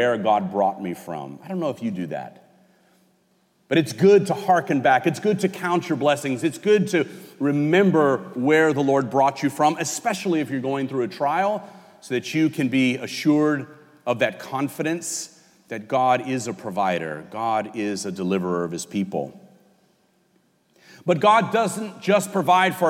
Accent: California, United States; moved away; I'm from California. We call the highways freeways back there

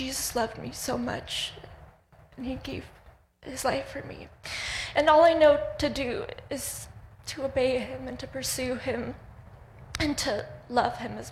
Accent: Russia; moved away; I was born in Russia

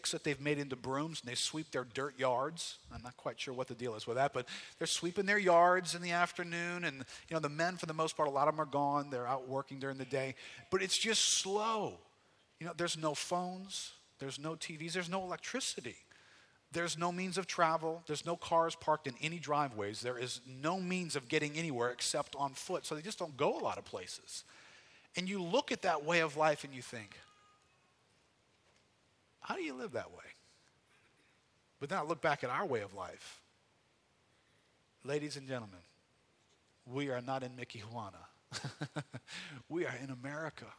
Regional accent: United States; what struck me as an American was the pace of life

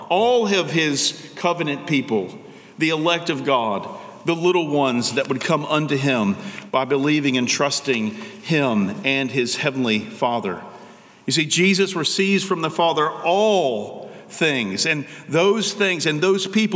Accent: United States; American Christians

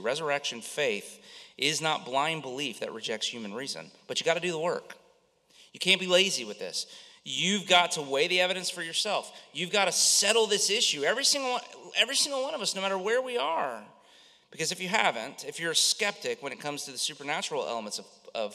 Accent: Central Florida, United States; I grew up in Central Florida, lived here my whole life

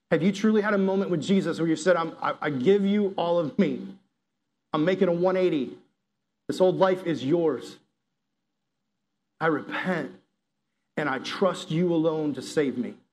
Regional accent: the South, United States; I grew up in the South, you know, I'm a Southerner, I'm a conservative

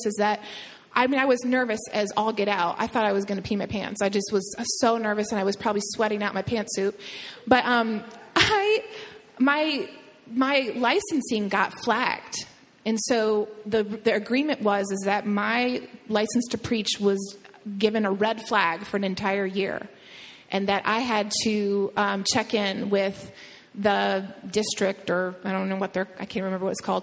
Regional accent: Toledo, Ohio, United States; moved away; where I grew up in Toledo, Ohio

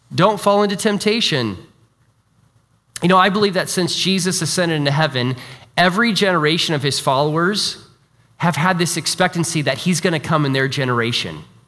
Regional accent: Iowa, United States; moved away; also born or lived in China; I'm from Iowa originally, so I'm an Iowa Hawkeye fan

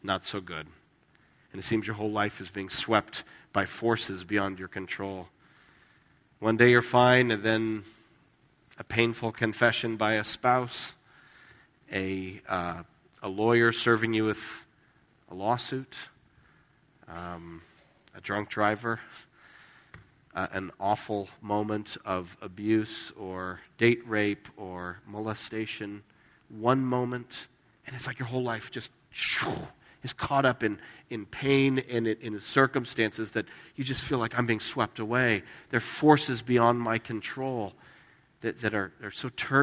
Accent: Las Vegas, Nevada, United States; moved away; I grew up in Las Vegas.

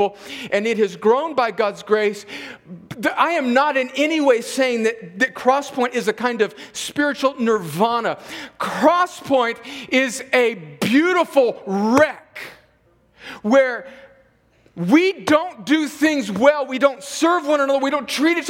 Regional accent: California, United States; moved away as an adult; now in Columbus, United States; I'm from California

